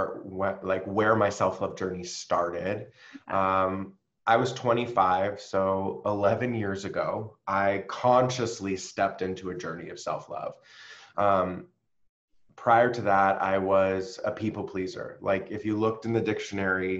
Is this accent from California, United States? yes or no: yes; San Diego, California, United States; moved away as an adult; also born or lived in New York City; I moved from New York City where I was living back home to San Diego